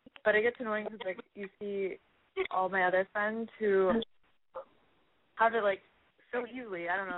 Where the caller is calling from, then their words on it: California, United States; I'm 22 years old, and I'm calling from the Valley.